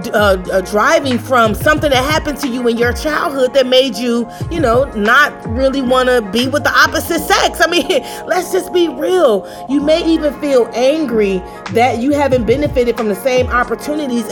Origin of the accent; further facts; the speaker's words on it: Chicago, Illinois, United States; I grew up on the South Side of Chicago